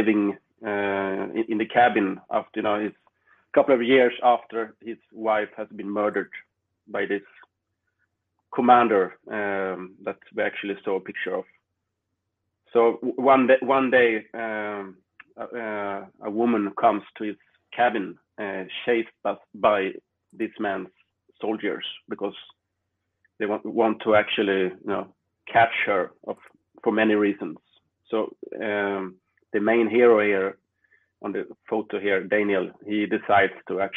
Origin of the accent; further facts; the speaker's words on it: Sweden; my hometown